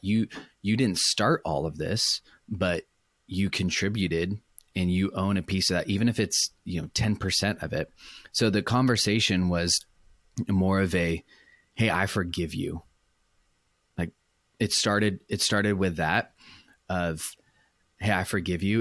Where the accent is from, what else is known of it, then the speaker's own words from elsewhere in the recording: Orange County, California, United States; moved away as an adult; also born or lived in Michigan; I was born in Orange County, California, which is where I currently live, currently work